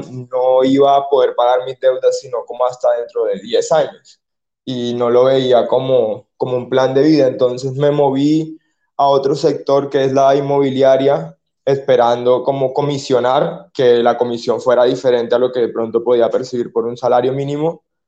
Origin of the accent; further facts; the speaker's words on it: Colombia; soy un muchacho colombiano